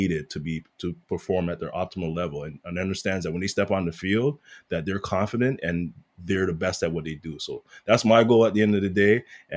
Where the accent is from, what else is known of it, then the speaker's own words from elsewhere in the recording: Toronto, Ontario, Canada; I'm a kid from Rexdale